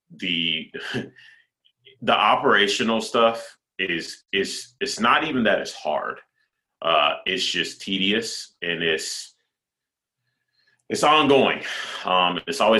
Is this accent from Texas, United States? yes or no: yes; Texas, United States; I'm from Texas. I say things weird.